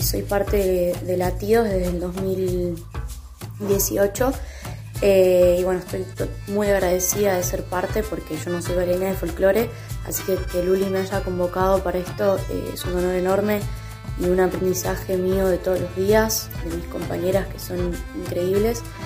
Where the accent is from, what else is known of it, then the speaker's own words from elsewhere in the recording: General Roca, Río Negro, Argentina; soy de la ciudad de General Río Negro